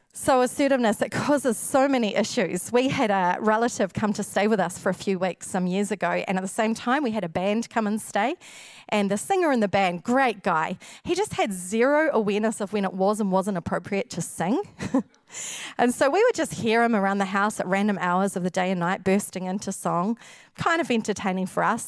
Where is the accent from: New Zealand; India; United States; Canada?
New Zealand; we, a lot of Kiwis